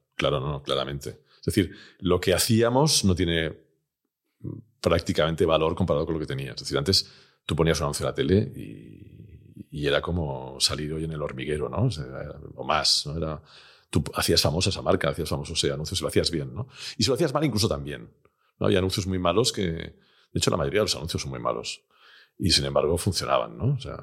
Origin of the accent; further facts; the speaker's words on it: Barcelona, Catalonia, Spain; yo soy de Barcelona